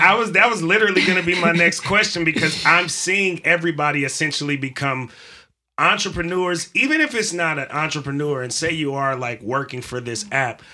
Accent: California, United States; I'm from California

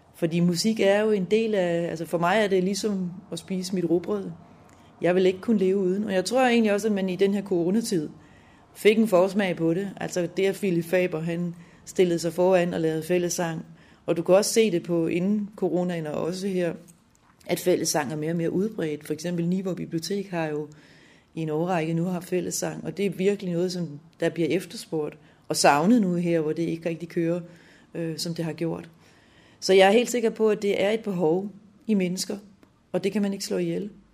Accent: Lolland, Zealand, Denmark; moved away as an adult; also born or lived in Helsingør / Copenhagen / Aalborg; Jeg er født i Helsingør i 66, og opvokset på Lolland

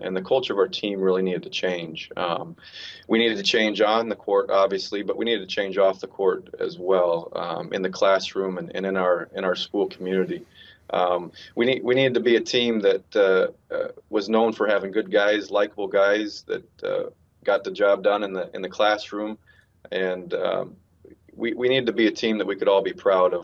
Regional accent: Phoenix, Arizona, United States; moved away as an adult; now in Lancaster, United States; I came from Phoenix, um, and and had been there through through high school and college

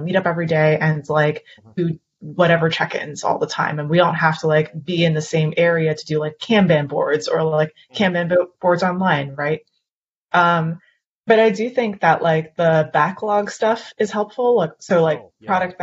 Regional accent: Canada; I'm Canadian

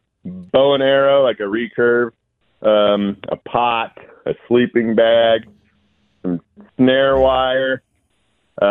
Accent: North Idaho, United States; I grew up in North Idaho up there

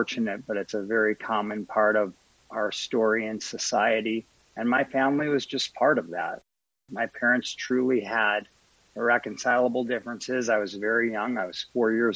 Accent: Highland Park, Illinois, United States; Born and raised in Highland Park, Illinois

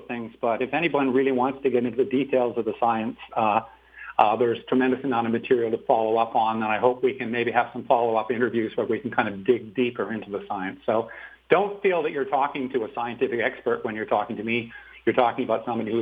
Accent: Vancouver Island, British Columbia, Canada; moved away as an adult; also born or lived in Port Alberni / England / Waterloo, Ontario; now in Quadra Island, Canada; I was born in Port Alberni. I grew up on Vancouver Island.

